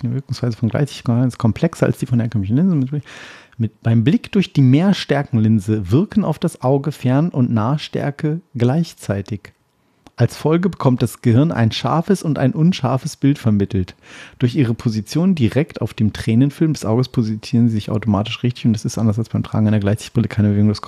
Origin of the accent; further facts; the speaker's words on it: Oldenburg, Lower Saxony, Germany; Oldenburg in meiner Heimat.